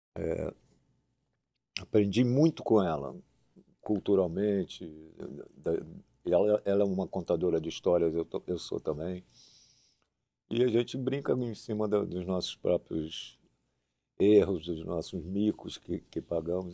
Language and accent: Portuguese; Niterói, Rio de Janeiro, Brazil; eu nasci em Niterói